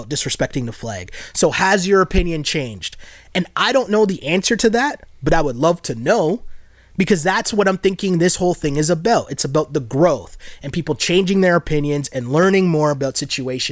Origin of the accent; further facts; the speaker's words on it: Toronto, Ontario, Canada; growing up in Toronto